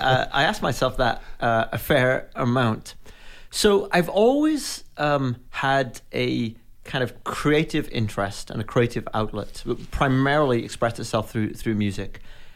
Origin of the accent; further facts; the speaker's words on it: Wales, United Kingdom; now in Fort Wayne, United States; When I'm in the U.K., people think I have an American accent. So it is totally messed up. I grew up in the west part of Wales